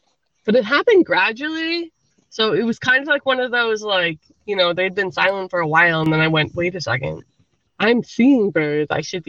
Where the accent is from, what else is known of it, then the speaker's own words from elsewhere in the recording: Canada; now in United States; You know, I am very Canadian. I lived there for quite a long time. And I will say, like, moving from Canada to America was a little bit of a culture shock. I moved in the 90s.